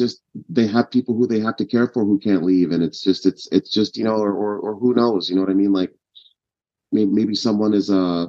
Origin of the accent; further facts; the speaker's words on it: Kenya; born there; Yeah, so my family's Ugandan, but I was born in Kenya at the time